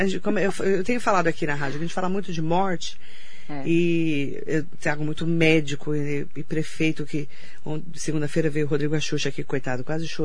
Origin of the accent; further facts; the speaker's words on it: Suzano, São Paulo, Brazil; now in Mogi das Cruzes, Brazil; lá em casa, é, é, eu vim de Suzano